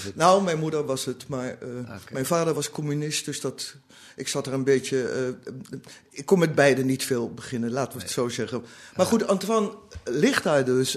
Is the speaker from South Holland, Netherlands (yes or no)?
yes; The Hague, South Holland, Netherlands; also born or lived in Berlin; now in Amsterdam, Netherlands; van huis uit ben ik een Hagenees.